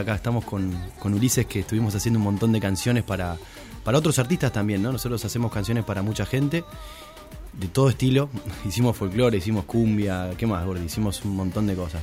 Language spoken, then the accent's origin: Spanish; Pérez, Santa Fe, Argentina; also born or lived in Rosario; siempre digo que soy rosarino, obviamente que soy de Pérez, ¿no? Pero, Rosario, Rosario es Rosario